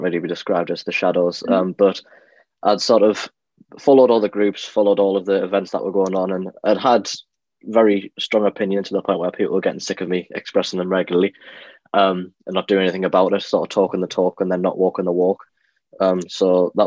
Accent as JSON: {"language": "English", "town": "Durham", "region": "North East England", "country": "United Kingdom", "said": "I am from Durham"}